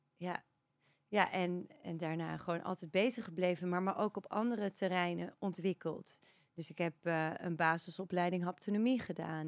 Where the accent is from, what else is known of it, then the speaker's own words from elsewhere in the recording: Netherlands; moved away as an adult; also born or lived in Australia; now in Spain; Maar op mijn zesde inderdaad naar Nederland gegaan